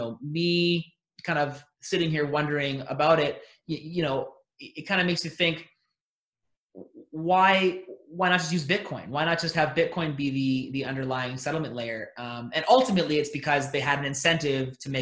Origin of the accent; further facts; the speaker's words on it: Alberta, Canada; I'm from Alberta up here in Canada